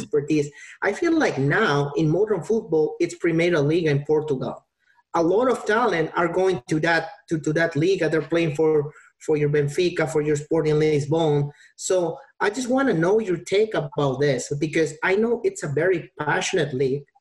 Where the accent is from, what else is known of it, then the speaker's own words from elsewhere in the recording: Peru; I'm from Peru